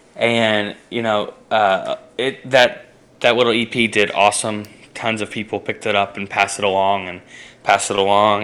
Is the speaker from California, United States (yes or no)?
no; outside of Pittsburgh, PA, Pennsylvania, United States; moved away as an adult; also born or lived in Kentucky / Anderson, Indiana; I was born in Kentucky and then at the age of six, we uh, ended up in a in a PA, uh, and I graduated high school there outside of Pittsburgh